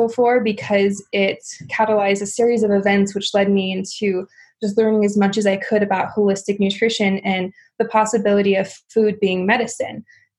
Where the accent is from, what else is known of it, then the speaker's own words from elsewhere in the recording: Midwest, United States; simply because I come from a very standard American lifestyle. I grew up in the Midwest.